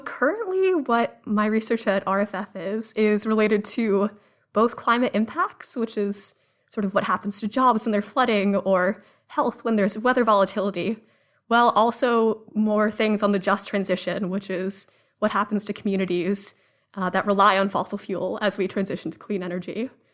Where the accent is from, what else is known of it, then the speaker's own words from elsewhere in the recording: Cambridge, Massachusetts, United States; I grew up in Cambridge, Massachusetts